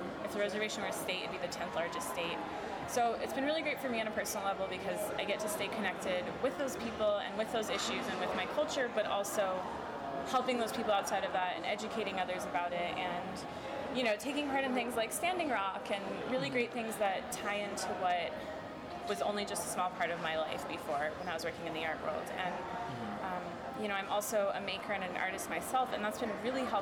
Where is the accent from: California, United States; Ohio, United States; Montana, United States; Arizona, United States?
Arizona, United States; Tuba City; moved away; also born or lived in Chicago; I myself am from the Navajo Nation. I'm from the Arizona side, Tuba City